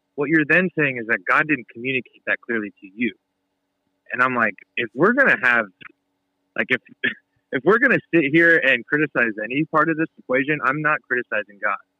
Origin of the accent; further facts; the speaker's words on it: United States; as American Christians